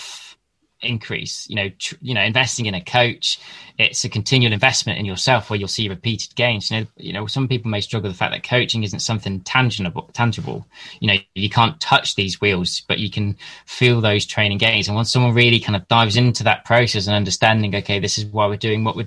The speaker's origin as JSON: {"language": "English", "town": "Lichfield", "region": "West Midlands", "country": "United Kingdom", "tie": "born or raised there", "said": "I grew up in the Midlands with Lichfield City Cycling Club"}